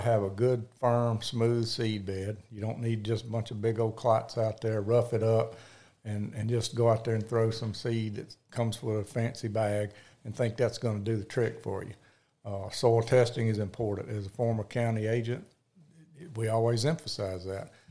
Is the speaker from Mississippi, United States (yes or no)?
yes; Picayune, Mississippi, United States; now in Hattiesburg, United States; I grew up in Picayune, Mississippi